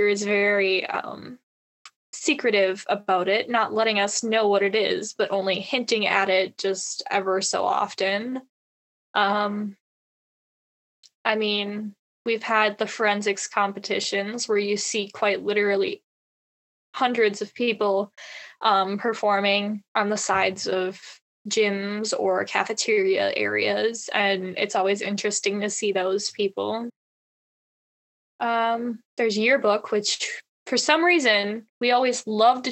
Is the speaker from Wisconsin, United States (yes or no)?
yes; Reedsville, Wisconsin, United States; I am from Reidsville High School, also known as Hickville